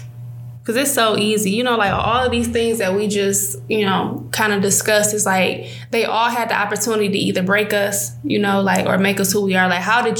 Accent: Detroit, Michigan, United States; I grew up on Joy Road and Coyle

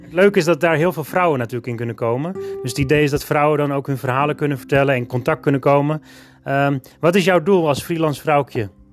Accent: Alkmaar, North Holland, Netherlands; Ik ben in 1977 geboren, 5 augustus, in Alkmaar

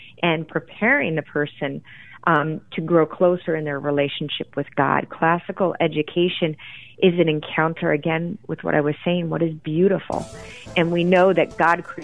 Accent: Grand Rapids, Michigan, United States; where I grew up in Grand Rapids, Michigan

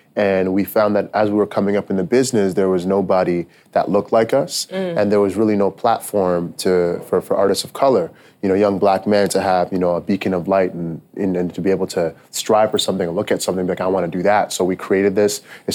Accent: Toronto, Ontario, Canada; born or raised there; moved away

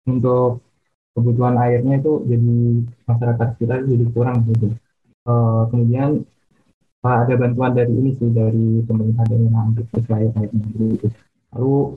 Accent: Rembang, Central Java, Indonesia; Hmm, kalau daerah aku sih ini Rembang Jawa Tengah ya.

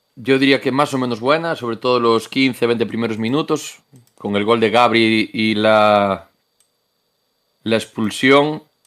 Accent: Moaña, Galicia, Spain; yo soy de Moaña

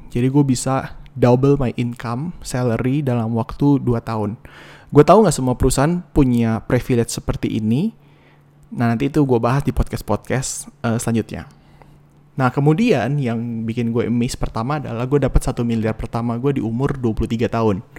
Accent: Cirebon, West Java, Indonesia; nikah di Jakarta dan Cirebon karena gue dari Cirebon istri gue dari Jakarta

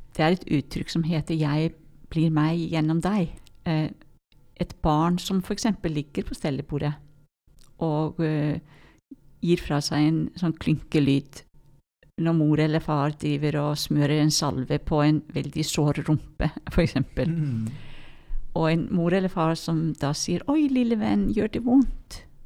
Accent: Iceland; Norwegian is a second language; moved away; Jeg merker noen ganger at jeg er islending

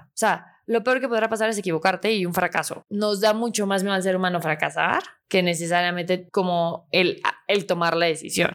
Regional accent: Mexico; realmente soy mexicana, súper orgullosa

